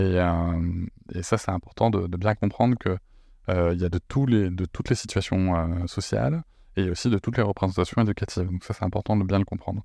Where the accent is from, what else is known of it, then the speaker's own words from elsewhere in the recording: Bordeaux, Nouvelle-Aquitaine, France; je suis bordelais, mais visiblement, j'ai un côté marseillais qui ressort